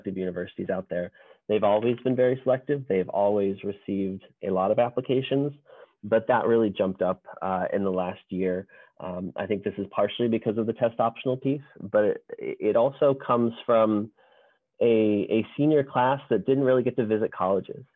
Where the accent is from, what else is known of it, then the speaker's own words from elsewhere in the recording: West Hartford, Connecticut, United States; moved away as an adult; also born or lived in West Coast (California) / Boston area, Massachusetts / Northern California; I grew up in Connecticut, not far from Loomis in West Hartford